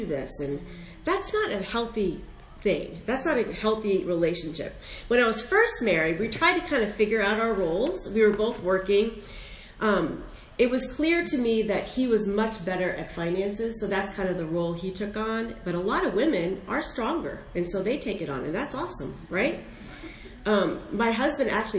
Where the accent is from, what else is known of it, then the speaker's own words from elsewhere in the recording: Northern Virginia, United States; I am from Northern Virginia